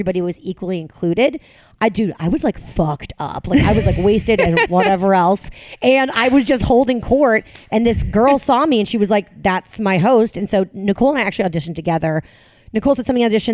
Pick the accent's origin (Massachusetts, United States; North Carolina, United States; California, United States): Massachusetts, United States; outside of Boston; moved away as an adult; also born or lived in Manhattan, New York; now in New Jersey, United States; I grew up in Massachusetts